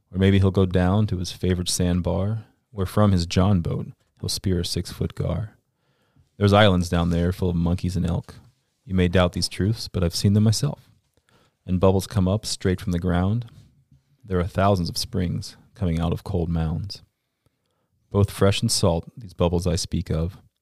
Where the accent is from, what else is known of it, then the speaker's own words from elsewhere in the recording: Central Florida, United States; I grew up in Florida, Central Florida, to be exact